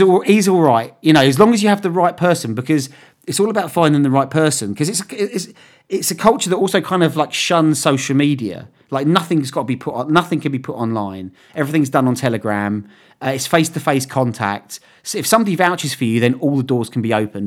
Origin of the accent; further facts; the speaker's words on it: England, United Kingdom; I was from England and I was a West Ham fan